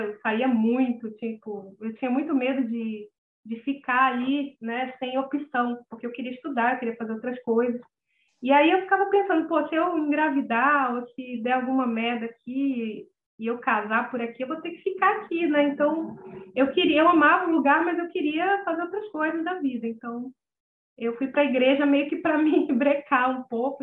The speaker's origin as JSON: {"language": "Portuguese", "town": "Manaus", "region": "Amazonas", "country": "Brazil", "tie": "born or raised there", "also_born_or_lived": "Rio de Janeiro", "said": "eu nasci no Rio, mas eu moro aqui em Manaus desde os três anos"}